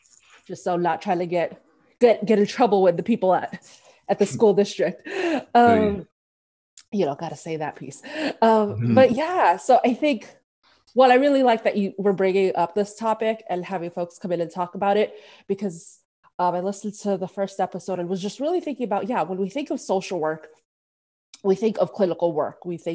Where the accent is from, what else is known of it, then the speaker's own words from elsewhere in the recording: Philippines; So I'm Filipino. I haven't seen a lot of people who look like me in the field. And therapy is taboo in my community.